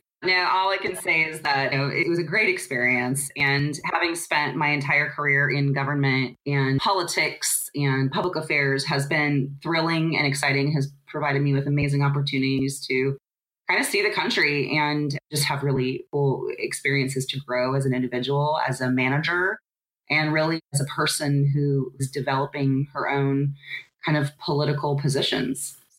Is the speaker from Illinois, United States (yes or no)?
no; North Orange County, Southern California, United States; moved away as an adult; also born or lived in Fort Worth, Texas; I grew up in Southern California in a small city in North Orange County. And as the oldest child